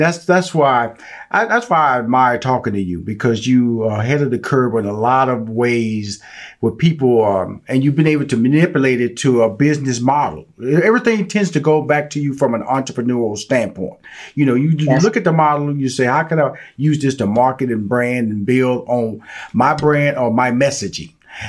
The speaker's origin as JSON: {"language": "English", "town": "Houston", "region": "Texas", "country": "United States", "tie": "born or raised there", "said": "Because I was born and raised in Fifth Ward."}